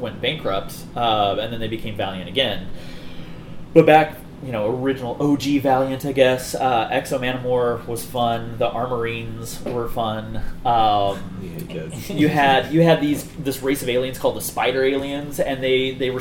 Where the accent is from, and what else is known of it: Missouri, United States